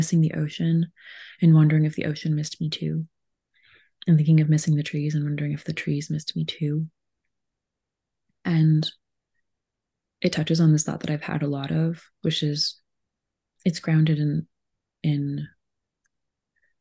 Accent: Laval, Quebec, Canada; also born or lived in Gaspé; now in Montreal, Canada; I have a home that I grew up in Laval, which is just across the water.

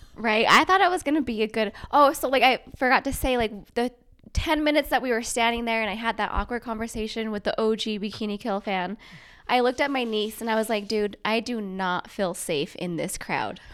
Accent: Bountiful, Utah, United States; also born or lived in Navajo Reservation, Arizona; I basically grew up here in, like, Bountiful, Centerville

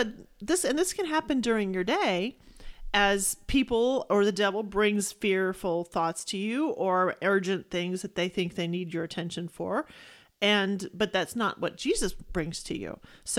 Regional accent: Texas, United States; You know, I'm from Texas, and we have things called grass burrs and cockle burrs.

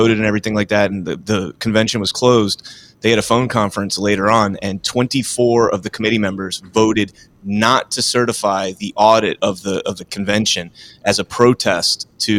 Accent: Fort Lauderdale, Florida, United States; I'm actually from Fort Lauderdale, Florida. I'm down in Florida, Broward County.

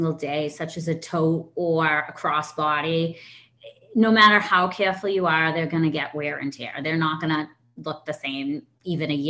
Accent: Boston, Massachusetts, United States; I'm from Boston, Massachusetts

